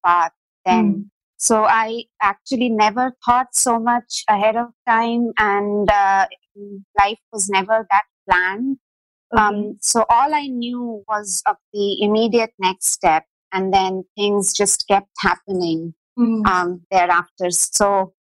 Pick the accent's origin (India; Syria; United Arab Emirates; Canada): India; Chaibasa, Jharkhand; growing up in Chaibasa provided me with those small town values